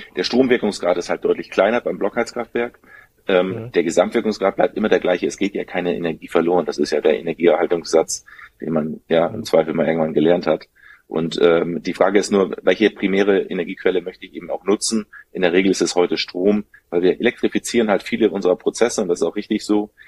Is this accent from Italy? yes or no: no; Germany; bei uns in Deutschland